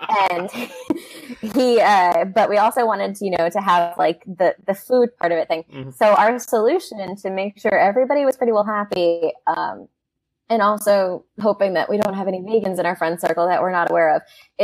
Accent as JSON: {"language": "English", "region": "the South", "country": "United States", "said": "I am from the South."}